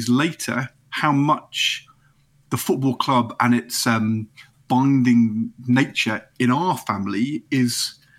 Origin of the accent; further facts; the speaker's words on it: Nottingham, East Midlands, United Kingdom; also born or lived in Norwich; We moved from Norwich when I was 8 to Nottingham. But I came from Norwich